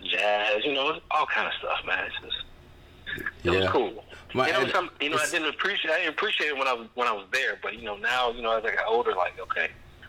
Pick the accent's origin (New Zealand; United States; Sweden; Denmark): United States; Jacksonville, Florida; Yeah, I was born and raised on the Southside. Pretty much the same area that Byrd grew up in.